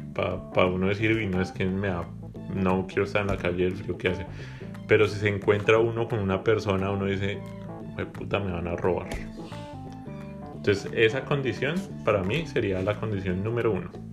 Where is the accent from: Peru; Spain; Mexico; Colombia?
Colombia; Bogotá; now in Canada; Yo siempre voy a ser de Bogotá